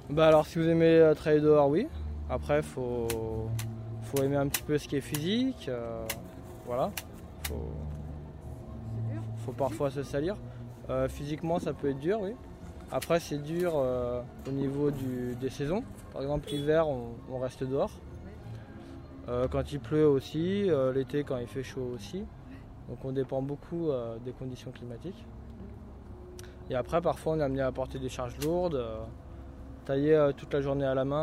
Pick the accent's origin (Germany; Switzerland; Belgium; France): France; Auvergne-Rhône-Alpes; moved away as an adult; moi je viens de Rhône-Alpes, donc j'ai fait une école euh, à côté de Lyon, à Écully, en BTS. Et avant j'ai fait un bac pro à Grenoble et un BEP à, côté d'Annecy.